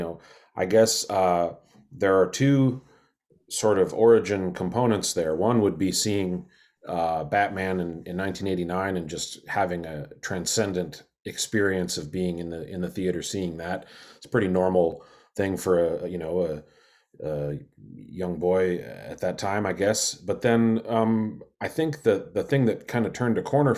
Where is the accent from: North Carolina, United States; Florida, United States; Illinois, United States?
Illinois, United States; Springfield; when you are 13 and from Springfield, Illinois